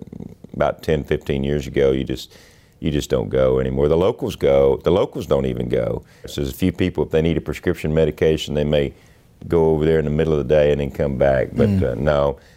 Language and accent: English; Carrizo Springs, Texas, United States; We were about 50 miles from Eagle Pass.